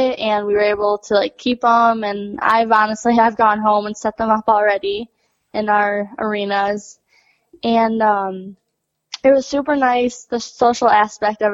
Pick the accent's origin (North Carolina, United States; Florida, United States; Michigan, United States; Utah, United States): Michigan, United States; Dexter; I am from Dexter, Michigan. We own a barn, Cobblestone Farms, and that's where I've rode my whole life.